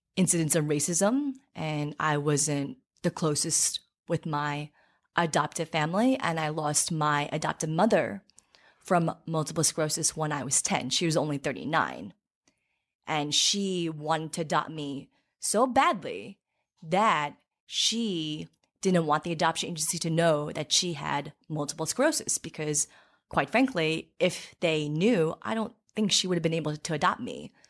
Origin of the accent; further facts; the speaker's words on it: Farmingdale, New York, United States; also born or lived in Seoul, South Korea; I grew up in Farmingdale